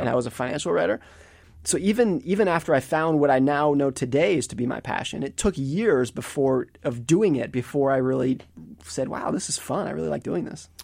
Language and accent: English; Lake Tahoe, California, United States; I grew up in Lake Tahoe, California